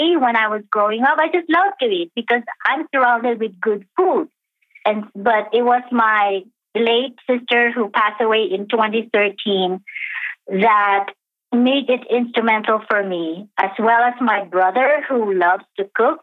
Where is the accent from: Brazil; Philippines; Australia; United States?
Philippines; I was born and raised in the Philippines in the 60s